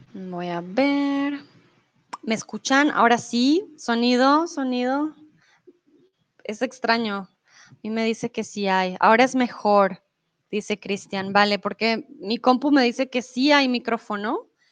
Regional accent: Bogotá, Colombia; also born or lived in Mexico; now in Germany; soy de Colombia, de la capital de Bogotá. Comúnmente vivo en Alemania, ahora estoy en México

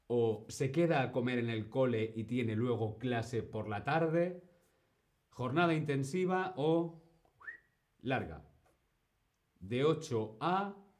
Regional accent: Spain; Yo fui al colegio en España, pero mi colegio no era un colegio español

